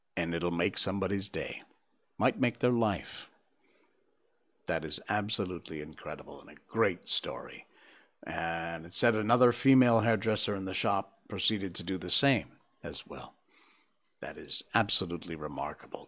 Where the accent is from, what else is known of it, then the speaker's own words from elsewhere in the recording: Cornwall, Connecticut, United States; my hometown of Cornwall, Connecticut, where we have four seasons